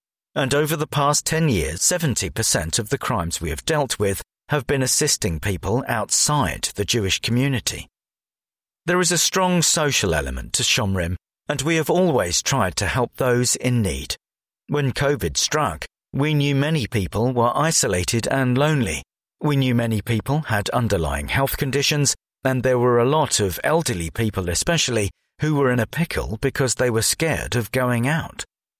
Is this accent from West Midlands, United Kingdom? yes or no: no; Hackney, London, United Kingdom; I was born in Westminster, grew up in Hackney and was a rabbi in Stoke Newington.